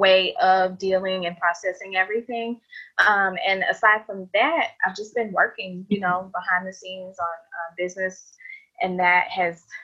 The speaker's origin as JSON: {"language": "English", "town": "Washington", "region": "District of Columbia", "country": "United States", "tie": "born or raised there", "also_born_or_lived": "Ethiopia", "moved": "yes", "lives_now": "Atlanta, United States", "said": "And I'm Ethiopian. I was raised in DC area and I've been in Atlanta for a very long time"}